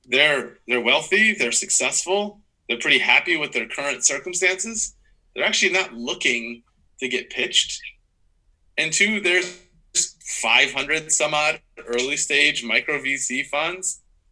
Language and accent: English; Midwest, United States; that person's from the East Coast and I'm from the Midwest